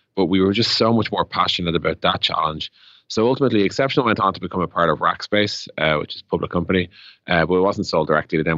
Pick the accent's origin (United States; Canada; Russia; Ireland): Ireland; Dublin, Leinster; Ireland, Dublin